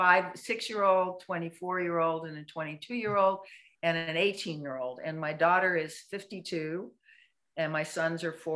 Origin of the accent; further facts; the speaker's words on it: England, United Kingdom; because I'm English, so I didn't have a round pen